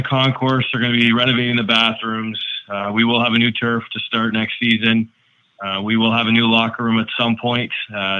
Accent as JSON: {"language": "English", "town": "Peterborough", "region": "Ontario", "country": "Canada", "also_born_or_lived": "Denver, Colorado", "said": "I'm from Peterborough"}